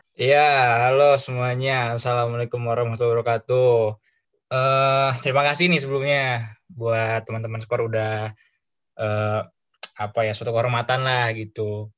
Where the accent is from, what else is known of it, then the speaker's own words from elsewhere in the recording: Bandung, West Java, Indonesia; gua dari Bandung